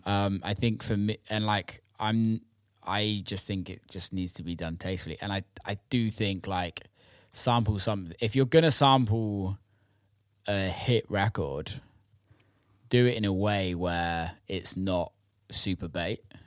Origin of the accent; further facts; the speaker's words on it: Bristol, South West England, United Kingdom; growing up around Bristol